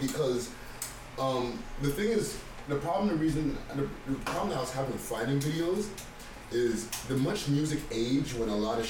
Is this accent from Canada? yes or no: yes; Montreal, Quebec, Canada; now in Toronto, Canada; because I'm a Toronto nigga. I'm an import because I'm from Montreal, but I'm a Toronto nigga.